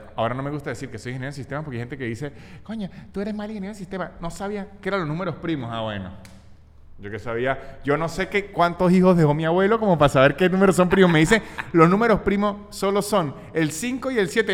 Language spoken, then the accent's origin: Spanish; Venezuela; also born or lived in Chile; now in Argentina; trauma de Venezuela o no sé si fue, un trauma fue porque tuvimos tan poca supervisión adulta en nuestra niñez